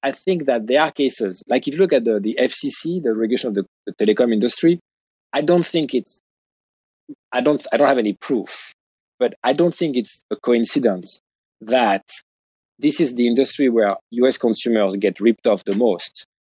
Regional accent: United States; as an American

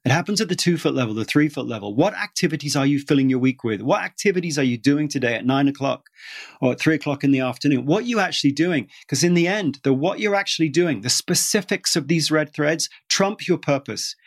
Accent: United Kingdom; moved away; I'm British

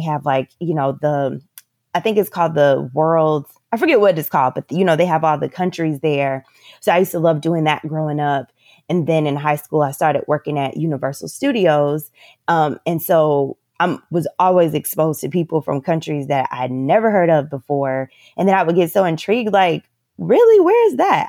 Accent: Orlando, Florida, United States; moved away as an adult; also born or lived in Northeast United States; now in Playa del Carmen, Mexico; I am from Central Florida, so from Orlando, Florida

